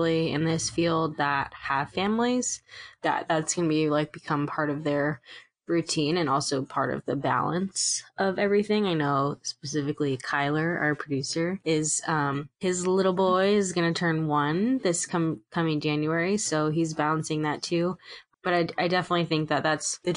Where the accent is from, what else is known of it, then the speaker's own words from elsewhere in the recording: Tampa, Florida, United States; moved away; we're originally from the Tampa Bay area